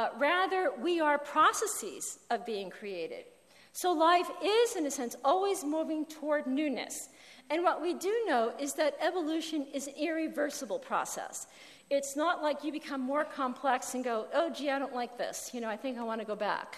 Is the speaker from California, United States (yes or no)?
no; New Jersey, United States; where I grew up in New Jersey, we had a phone on the wall.